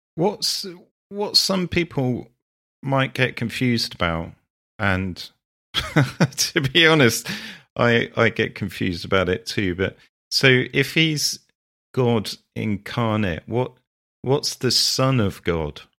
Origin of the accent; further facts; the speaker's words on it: Sherborne, South West England, United Kingdom; my hometown